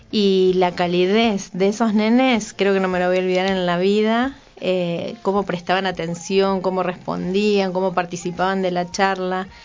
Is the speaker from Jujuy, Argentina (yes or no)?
no; Campana, Buenos Aires Province, Argentina; now in Neuquén, Argentina; Yo soy de Campana, tenemos, no conocía tu historia eh, muy antigua, pero tenemos varias cosas en común. Soy de Campana, o sea, tampoco soy nacida